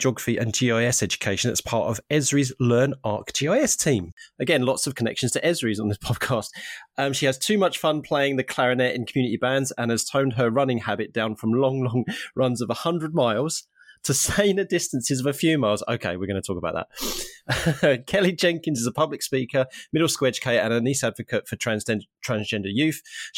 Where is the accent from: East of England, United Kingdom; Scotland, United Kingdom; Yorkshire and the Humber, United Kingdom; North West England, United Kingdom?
East of England, United Kingdom; Harlow; But I did a sponsored bike ride from my hometown of Harlow in Essex, which is just outside of London, all the way up to Norwich here in East Anglia.